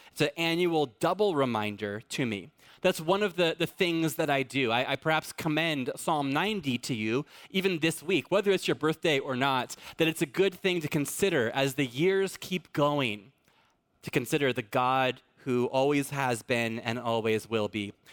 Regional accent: Fallbrook, California, United States; I'm in, I'm from Fallbrook

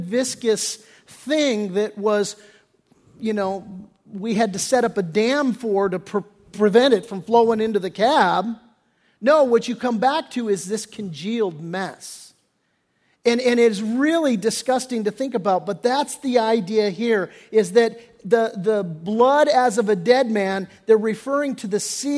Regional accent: Redondo Beach, California, United States; I grew up down in Redondo Beach area

